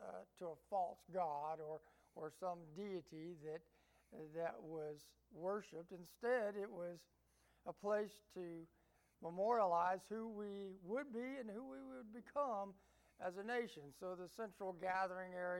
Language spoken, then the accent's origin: English; Appalachia, United States; also born or lived in Georgia; I like to refer myself as an Appalachian American.